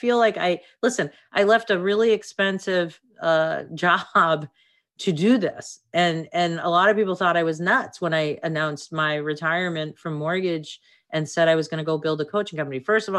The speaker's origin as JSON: {"language": "English", "town": "Boston", "region": "Massachusetts", "country": "United States", "said": "You know, I'm from Boston."}